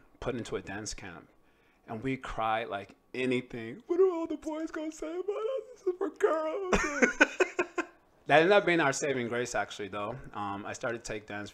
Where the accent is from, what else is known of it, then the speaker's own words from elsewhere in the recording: Chicago, Illinois, United States; I'm from Chi-Town. Grew up in the sort of bad part of Chi-Town until I was five